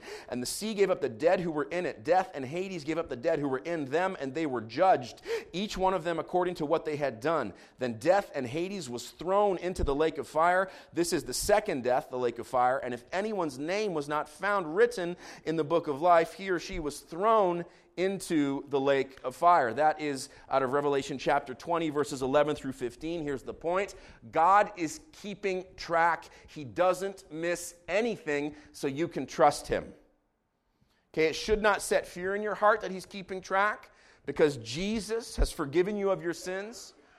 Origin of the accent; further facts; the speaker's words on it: Jerusalem, Jerusalem District, Israel; I grew up in Jerusalem. I have walked up to Jerusalem along the roads that lead uphill from the Dead Sea.